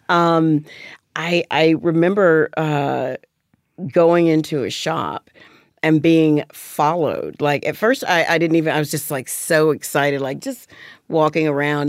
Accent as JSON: {"language": "English", "region": "Alabama", "country": "United States", "tie": "born or raised there", "moved": "yes", "said": "growing up in Alabama"}